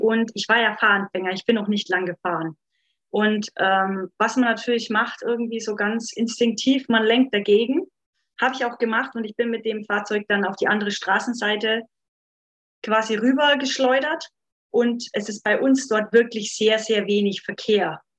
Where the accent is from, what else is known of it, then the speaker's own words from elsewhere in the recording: Upper Franconia, Bavaria, Germany; now in Munich, Germany; wie ihr vielleicht unschwer raushören könnt, komme ich eigentlich aus Oberfranken